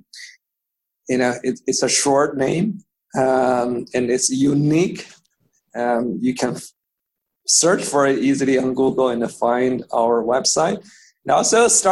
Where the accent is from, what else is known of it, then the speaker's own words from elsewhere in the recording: Beijing, China; English is a second language; moved away as an adult; now in United States; So so I grew up in Beijing. I went to college in Beijing.